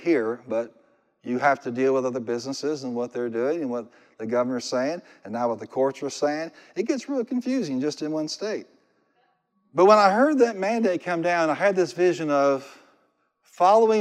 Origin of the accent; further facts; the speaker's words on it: Marion, Illinois, United States; When I was a little kid, we were raised in Marion, Illinois